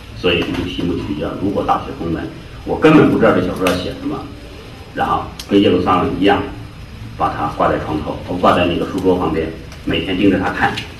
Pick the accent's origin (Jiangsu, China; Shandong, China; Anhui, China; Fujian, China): Jiangsu, China; 我是江苏人